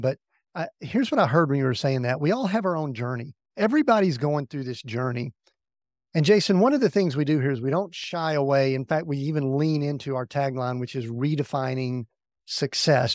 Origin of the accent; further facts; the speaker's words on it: the South, United States; We grew up in the South